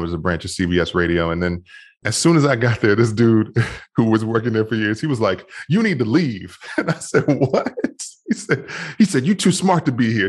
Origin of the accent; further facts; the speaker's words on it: Washington, District of Columbia, United States; moved away; also born or lived in Bethesda, Maryland; I grew up in Washington, D C, and I grew up in a, a really tough neighborhood initially. And then I moved to Maryland and went to high school in Maryland